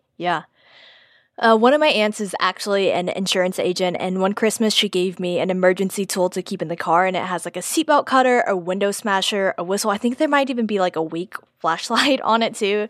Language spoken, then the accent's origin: English; Houston, Texas, United States; I'm from Texas, grew up in Houston